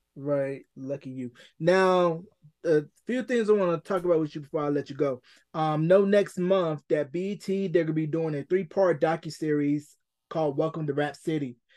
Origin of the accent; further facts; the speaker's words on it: North Carolina, United States; growing up where we grew up in North Carolina